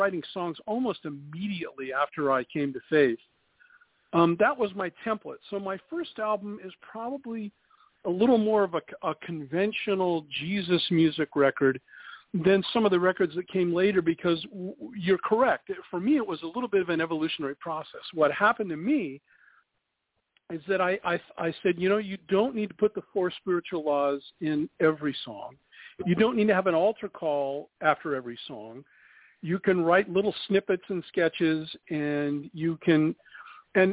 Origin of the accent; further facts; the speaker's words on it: Downey, California, United States; Downey, California, which is my hometown